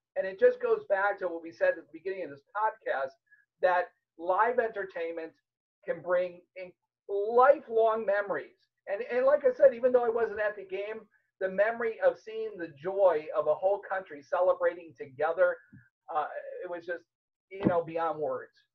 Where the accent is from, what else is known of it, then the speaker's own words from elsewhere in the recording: Chicago, Illinois, United States; moved away; also born or lived in Miami; I grew up in Chicago